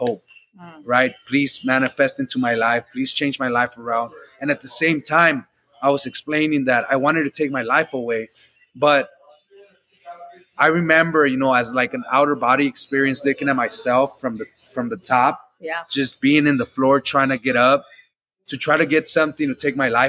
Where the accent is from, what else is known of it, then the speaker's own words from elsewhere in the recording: Los Angeles, California, United States; I grew up in South Central LA in Watts.